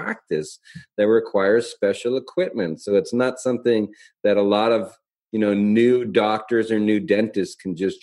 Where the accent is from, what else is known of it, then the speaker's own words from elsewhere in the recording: Calgary, Alberta, Canada; moved away as an adult; also born or lived in Portland, Oregon; I came from Calgary